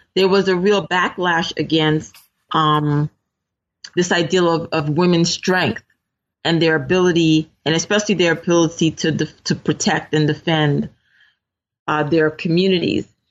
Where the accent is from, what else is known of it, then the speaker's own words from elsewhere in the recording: New York City, New York, United States; I grew up in Brooklyn in a largely supportive, um, majority minority kind of community